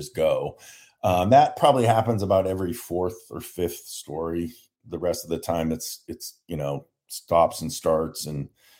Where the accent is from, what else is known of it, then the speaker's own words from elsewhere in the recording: San Diego, California, United States; So I grew up in San Diego and then